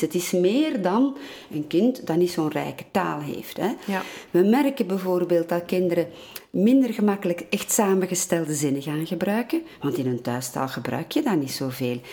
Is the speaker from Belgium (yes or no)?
yes; Antwerp, Flanders, Belgium; first language Dutch; Ik groeide op in Antwerpen als kind. Ik leerde Nederlands